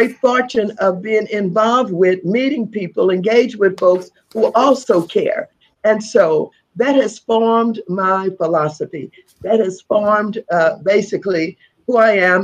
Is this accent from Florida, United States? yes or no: no; St. Louis, Missouri, United States; I'm from St. Louis, Missouri.